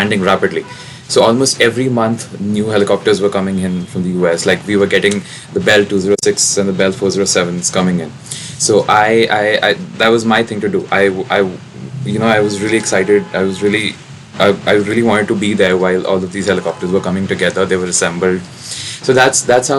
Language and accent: English; New Delhi, Delhi, India; I'm in New Delhi, India, and I was born and brought up here